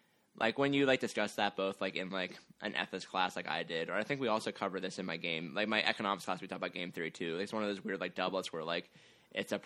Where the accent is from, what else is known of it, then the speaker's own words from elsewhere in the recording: United States; I'm from America